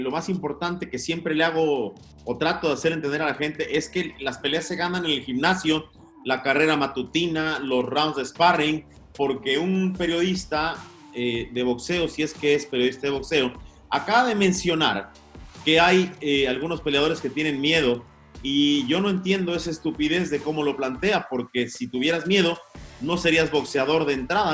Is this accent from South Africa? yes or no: no; Mexico; como decimos en México